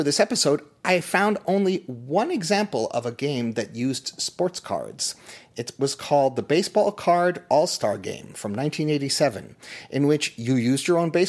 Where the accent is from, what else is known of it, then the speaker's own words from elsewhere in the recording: Toronto, Ontario, Canada; Growing up in Toronto in the 1970s